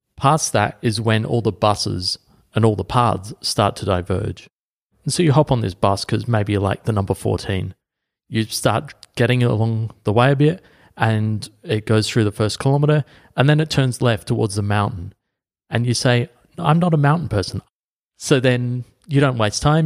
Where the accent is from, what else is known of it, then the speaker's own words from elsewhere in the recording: Adelaide, South Australia, Australia; my hometown of Adelaide